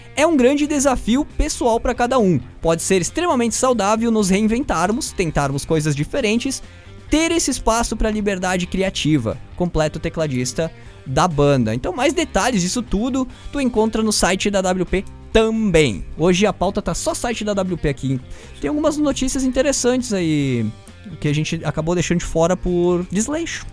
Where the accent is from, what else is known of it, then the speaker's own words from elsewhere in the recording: Brazil; eu sou brasileiro